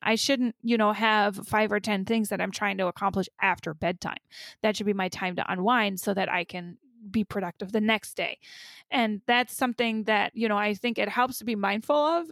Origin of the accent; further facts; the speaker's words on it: Germany; now in United States; I grew up in Germany, but I've never been a parent there